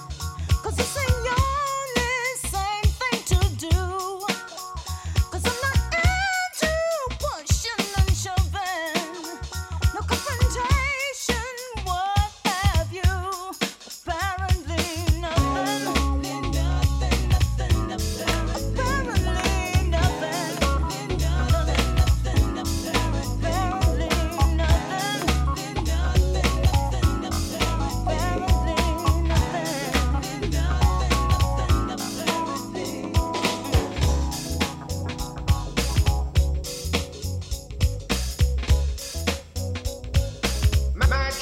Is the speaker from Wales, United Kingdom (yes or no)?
no; Stoke-on-Trent, West Midlands, United Kingdom; I am from Stoke.